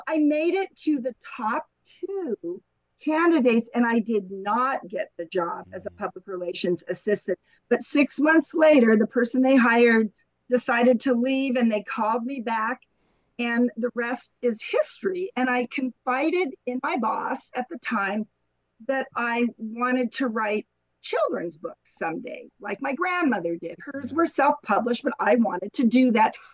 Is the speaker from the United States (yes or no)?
yes; San Diego, California, United States; also born or lived in Anaheim; I was born and I grew up in San Diego